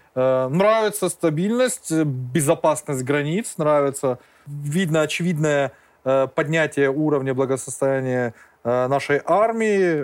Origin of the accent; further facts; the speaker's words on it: Georgia; Как грузины мы должны пе-, пить, мы умеем пить